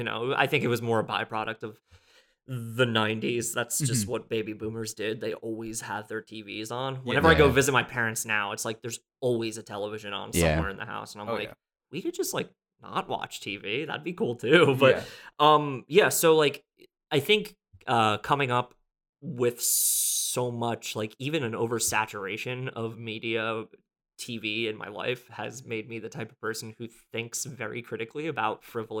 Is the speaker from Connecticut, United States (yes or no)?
no; New Jersey, United States; now in New York City, United States; I am a writer and musician who lives in New York City. I'm originally from New Jersey, and I have lived all over the country